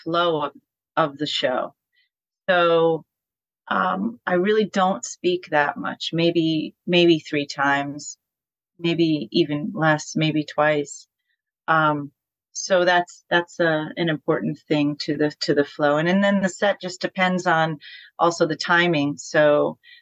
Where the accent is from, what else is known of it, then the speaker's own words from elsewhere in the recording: Poughkeepsie, New York, United States; we played The Chance in my hometown in Poughkeepsie